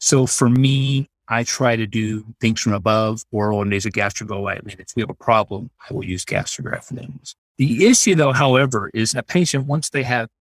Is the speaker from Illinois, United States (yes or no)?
no; Texas, United States; moved away as an adult; now in Utah, United States; I grew up in Texas